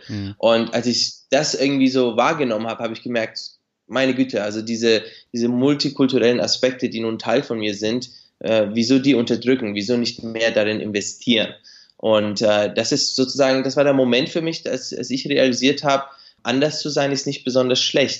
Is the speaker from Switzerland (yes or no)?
no; Nuremberg suburb, Bavaria, Germany; moved away as an adult; also born or lived in Beijing, China; now in Shanghai, China; ich bin in Deutschland geboren und aufgewachsen